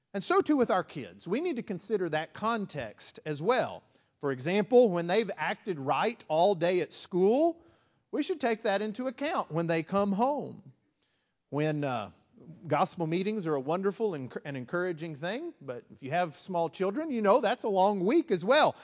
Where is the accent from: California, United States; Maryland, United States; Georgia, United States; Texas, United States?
Texas, United States; West; growing up in West Texas, small country congregation